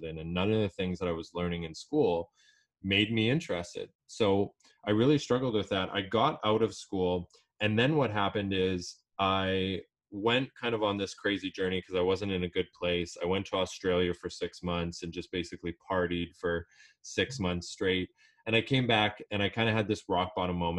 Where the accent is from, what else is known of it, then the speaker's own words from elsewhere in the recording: Edmonton, Alberta, Canada; I'm originally from Edmonton, Alberta